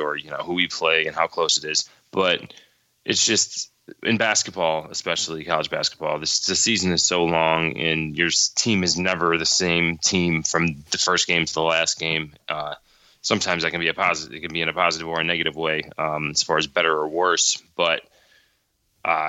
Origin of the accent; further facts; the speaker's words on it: the South, United States; moved away; Being from the South